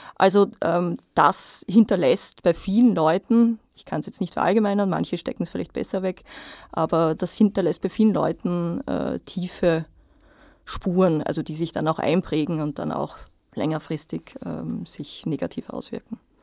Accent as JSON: {"language": "German", "country": "Austria", "said": "bei uns in Österreich"}